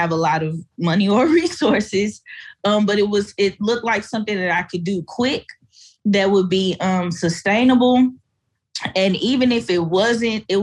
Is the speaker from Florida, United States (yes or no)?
no; Fort Worth, Texas, United States; I grew up in the projects. I grew up in Stop Six. I grew up in an apartheid community in Fort Worth